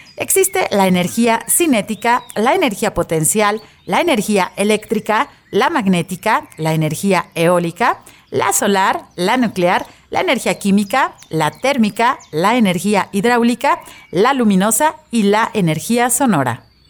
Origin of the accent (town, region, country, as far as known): Mexico